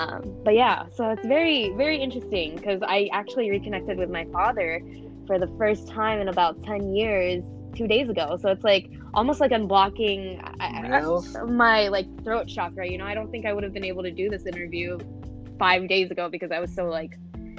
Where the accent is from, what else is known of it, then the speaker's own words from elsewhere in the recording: Chicago, Illinois, United States; also born or lived in Philippines; So I was actually born here in Chicago, and I was raised here for the most part, but I did live in the Philippines for about 5 years from the age of 6 years old until 11 years old. And then I came back here to the U.S., pretty much the same neighborhood.